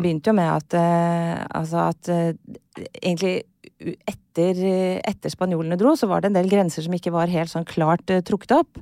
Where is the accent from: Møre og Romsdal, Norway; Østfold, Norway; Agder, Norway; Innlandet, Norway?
Agder, Norway; Kristiansand; accent: sørlandsk; also born or lived in Chile / Costa Rica; Jeg er fra Kristiansand